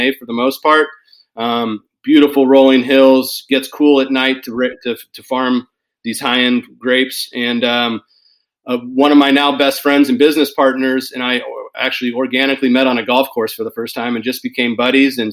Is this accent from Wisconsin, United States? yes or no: no; Davis, California, United States; moved away as an adult; now in Portland, United States; born and raised in Davis, California, residing in Portland, Oregon